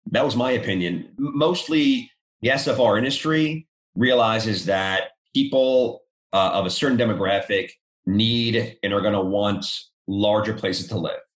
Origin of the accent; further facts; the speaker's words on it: New York, United States; moved away as an adult; now in Charlotte, United States; I'm from New York.